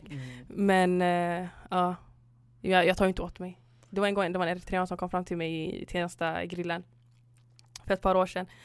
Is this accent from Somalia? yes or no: yes; Somalia; nej jag är inte från Sudan, alltså, jag är från Somalia.